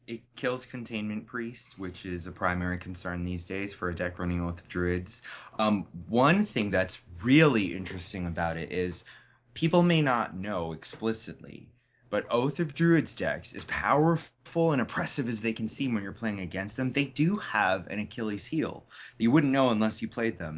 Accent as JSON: {"language": "English", "town": "Wilkes-Barre", "region": "Pennsylvania", "country": "United States", "tie": "born or raised there", "said": "my hometown of Wilkes-Barre, which is the Diamond City."}